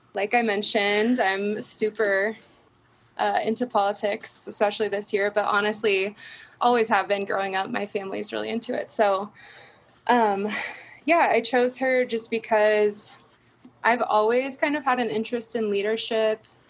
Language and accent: English; Derby, Kansas, United States; also born or lived in Topeka, Kansas / El Dorado, Kansas; moved to Derby, Kansas for most of my childhood and high school and everything